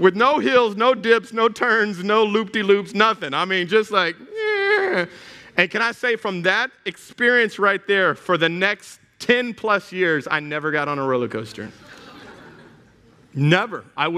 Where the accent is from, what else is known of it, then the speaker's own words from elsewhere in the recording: Houston, Texas, United States; moved away; I grew up in Houston, Texas. I am a Texas boy that turned Cajun